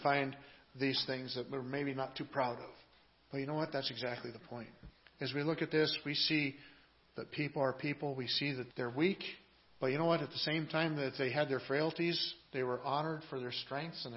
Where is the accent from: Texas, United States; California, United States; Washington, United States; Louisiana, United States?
Washington, United States; I grew up in Washington State